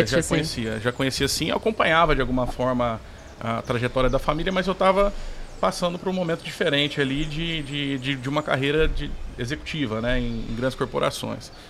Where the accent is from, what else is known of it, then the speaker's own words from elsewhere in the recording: São João da Boa Vista, São Paulo, Brazil; Mas eu sou de São João da Boa Vista, interior de São Paulo